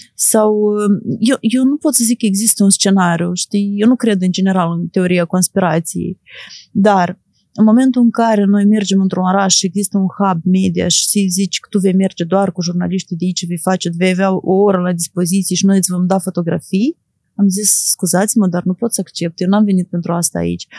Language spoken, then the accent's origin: Romanian; Moldova; eu sunt jurnalist din Moldova